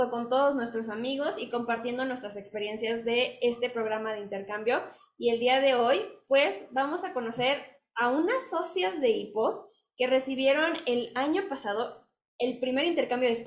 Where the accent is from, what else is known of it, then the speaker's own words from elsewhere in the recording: Mexico; a alguien en casa, durante una semana que podamos compartir nuestra cultura de México con ellos, vivir como mexicanos junto con ellos